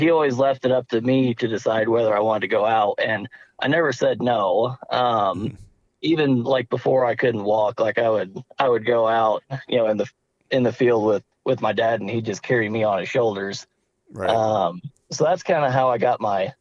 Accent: Bonne Terre, Missouri, United States; I'm originally from Bon Terre, Missouri.

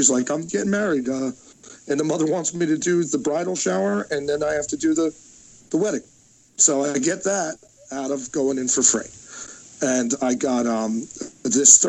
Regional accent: New Jersey, United States; I'm from Jersey

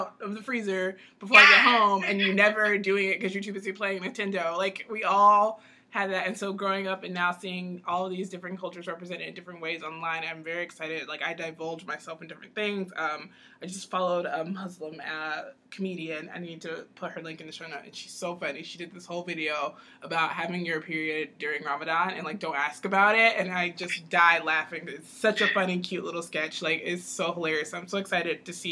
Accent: Atlanta, Georgia, United States; now in Celebration, United States; growing up in Atlanta

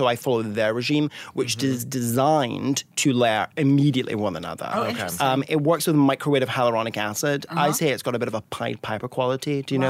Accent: Scotland, United Kingdom; And I grew up in an old family, so I love a tweed, and I'm from Scotland, so I double love tweed.

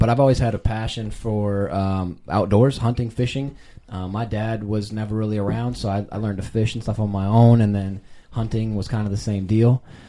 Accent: Eau Claire, Wisconsin, United States; my hometown, Eau Claire, Wisconsin.

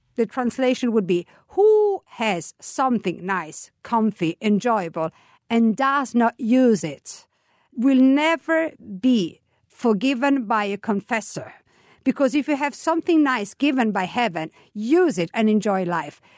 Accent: Italy; What I like to call my country is the United States of Italy, because actually, we are not unified, mentally speaking, traditionally speaking, but we get united when we go abroad. There we are Italians

